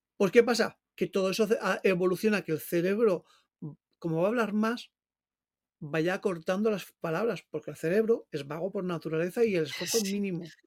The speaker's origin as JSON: {"language": "Spanish", "region": "Valencian Community", "country": "Spain", "said": "yo soy valenciano"}